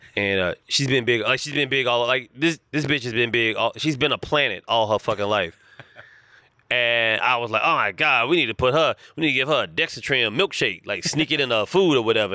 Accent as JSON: {"language": "English", "town": "Charlotte", "region": "North Carolina", "country": "United States", "tie": "born or raised there", "accent": "thick Southern drawl", "moved": "as an adult", "lives_now": "Los Angeles, United States", "said": "I was born and raised in Charlotte, North Carolina"}